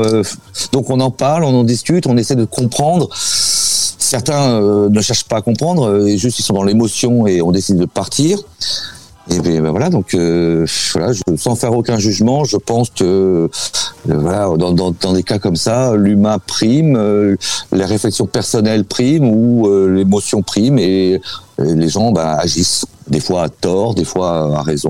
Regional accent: France; now in Russia

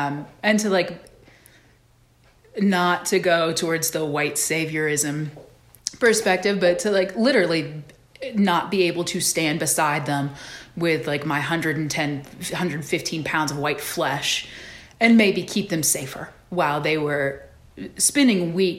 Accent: the South, United States; certainly growing up in the South, that's just like a foundational bedrock belief of mine.

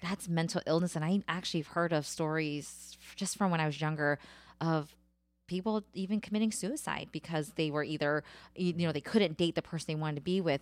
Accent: United States; I'm American, I'm Cambodian, and now I'm Thai Dum

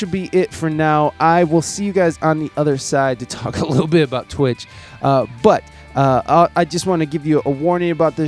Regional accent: United States; I'm just some dipshit American

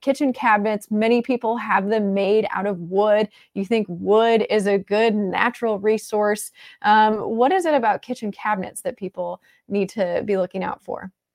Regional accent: Midwest, United States; moved away as an adult; also born or lived in Florida / Saint Louis area; now in St. Louis, United States; I grew up in the Midwest

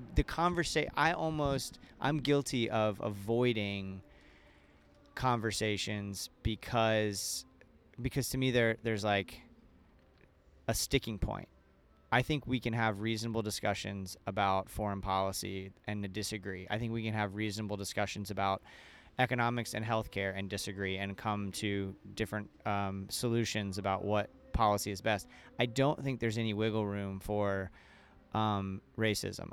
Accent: an hour and a half north of Orlando, Florida, United States; moved away; my hometown, which is an hour and a half north of Orlando

